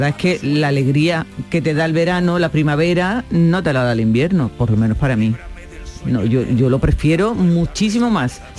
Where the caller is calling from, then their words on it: Málaga, Andalusia, Spain; Maite, David y compañía.